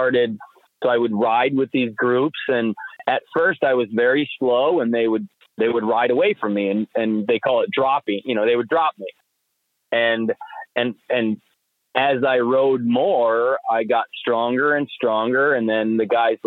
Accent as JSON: {"language": "English", "town": "New Salem", "region": "New York", "country": "United States", "tie": "born or raised there", "also_born_or_lived": "Voorheesville, New York", "said": "I grew up in New Salem"}